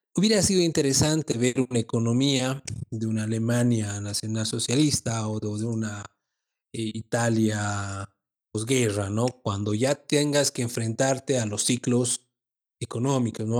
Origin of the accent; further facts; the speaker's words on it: Bolivia; Como bolivianos